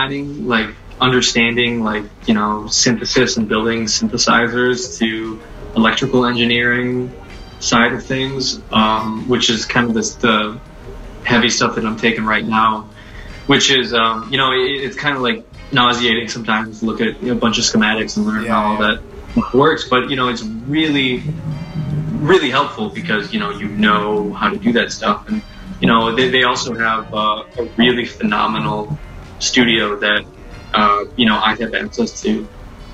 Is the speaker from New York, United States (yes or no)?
no; Birmingham, Michigan, United States; also born or lived in Detroit, Michigan; I grew up in Southfield, Birmingham area